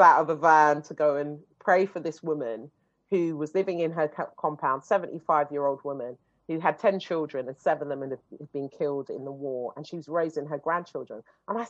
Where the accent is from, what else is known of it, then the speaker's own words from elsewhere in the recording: London, United Kingdom; I come from Shepherd's Bush, you know, and Harlesden and all of these places. These were the places that you were running up and down